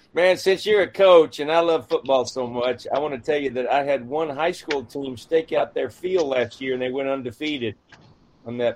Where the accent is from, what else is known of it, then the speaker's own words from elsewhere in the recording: central Texas, United States; my dad was the mayor of my hometown, a small town of 2,000 in central Texas